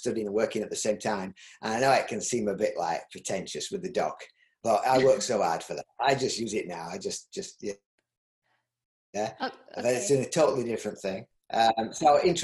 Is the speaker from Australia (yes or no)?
no; Yorkshire and the Humber, United Kingdom; accent: Yorkshire; my Yorkshire accent